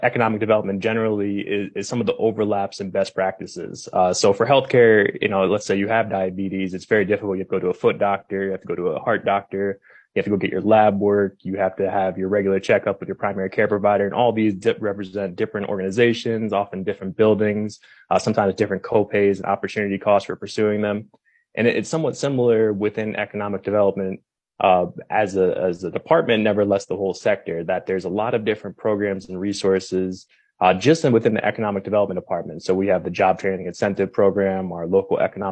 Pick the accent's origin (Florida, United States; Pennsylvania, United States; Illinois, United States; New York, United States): New York, United States; moved away as an adult; now in New Mexico, United States; I was actually born and raised in New York and came down to New Mexico for college